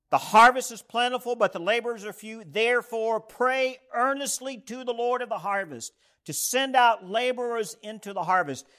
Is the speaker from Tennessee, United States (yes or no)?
yes; East Tennessee, United States; moved away; So I grew up in East Tennessee. I grew up in the Southern Appalachians.